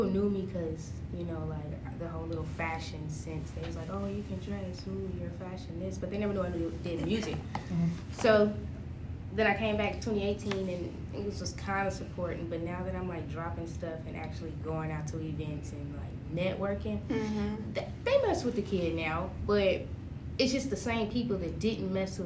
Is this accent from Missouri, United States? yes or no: yes; Kansas City, Missouri, United States; I'm from Kansas City, Missouri